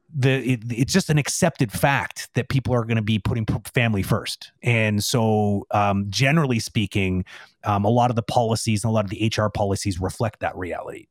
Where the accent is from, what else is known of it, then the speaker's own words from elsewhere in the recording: Toronto, Ontario, Canada; now in Quebec, Canada; I'm, I'm originally from Toronto